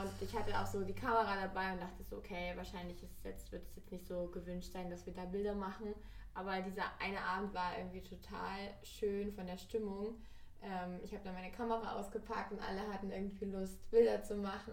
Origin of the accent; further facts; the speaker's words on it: Erzgebirge, Saxony, Germany; moved away as an adult; now in Berlin, Germany; ich komme aus dem Erzgebirge, aus Sachsen.